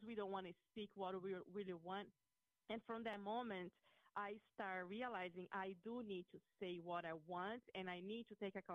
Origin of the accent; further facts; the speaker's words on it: Brazil; moved away; I'm from Brazil